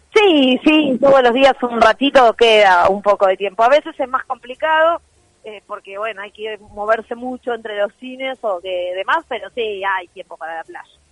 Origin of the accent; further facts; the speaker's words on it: La Plata, Buenos Aires Province, Argentina; yo soy de La Plata